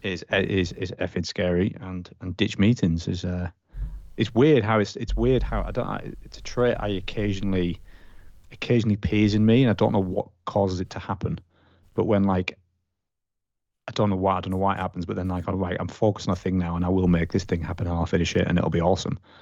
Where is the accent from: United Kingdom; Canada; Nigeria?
United Kingdom; being British